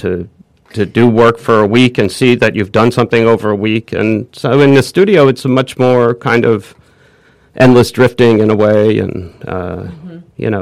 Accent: New Rochelle, New York, United States; also born or lived in Manhattan, New York; I was born in Manhattan. We moved to the Westchester. I moved to New Rochelle. I sat in the suburbs.

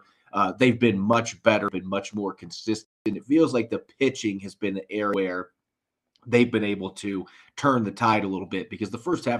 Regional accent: Northern Indiana, United States; moved away; Well, I'm from Northern Indiana

